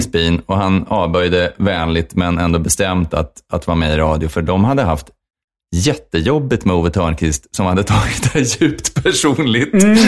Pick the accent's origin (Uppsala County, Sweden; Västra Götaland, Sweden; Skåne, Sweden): Uppsala County, Sweden; Uppsala; jag är från Uppsala